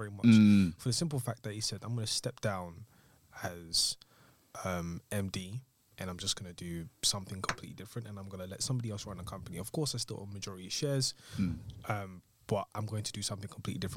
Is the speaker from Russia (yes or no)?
no; Chafford Hundred, East of England, United Kingdom; where we grew up in Chafford.